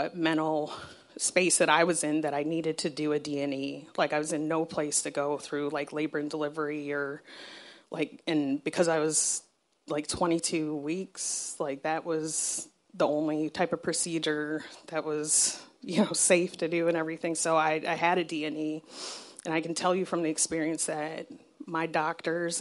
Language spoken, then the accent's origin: English; Southern Arizona, United States; I grew up in Southern Arizona